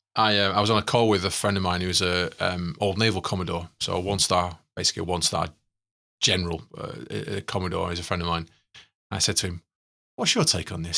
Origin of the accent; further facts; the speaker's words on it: Manchester, North West England, United Kingdom; we're from East Manchester